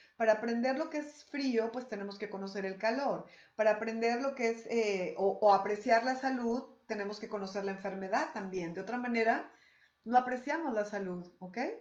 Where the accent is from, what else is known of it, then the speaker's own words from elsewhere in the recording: Mexico; soy mexicana